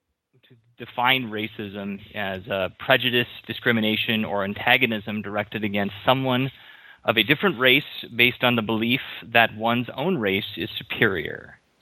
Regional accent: Minnesota, United States; now in Hawaii, United States; because I'm originally from Minnesota, and I moved out to Hawaii in 2008.

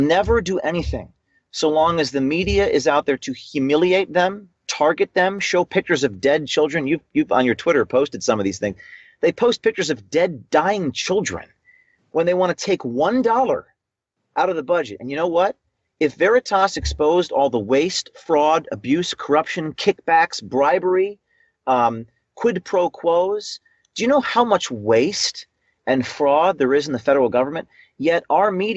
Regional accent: New Jersey, United States; I'm from New Jersey, and in Newark, New Jersey, where I close to being raised

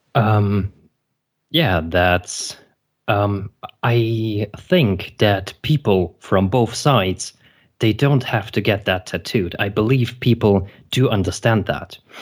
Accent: Germany; also born or lived in Belarus; originally I was born in Belarus and I immigrated with my parents to Germany. And, um, so I went to elementary school in here

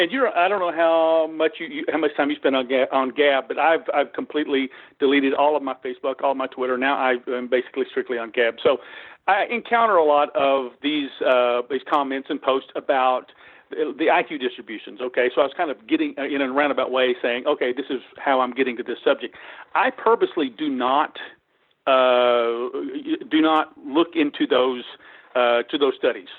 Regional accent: Texas, United States; I'm from Texas, so I'll say y'all

